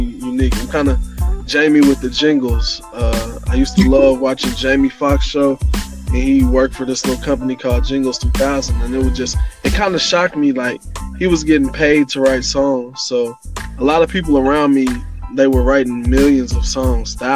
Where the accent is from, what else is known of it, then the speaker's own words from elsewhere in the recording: Indianapolis, Indiana, United States; growing up, actually, both sides of West Side in Hallville, and then Martindale, Brightwood, Baltimore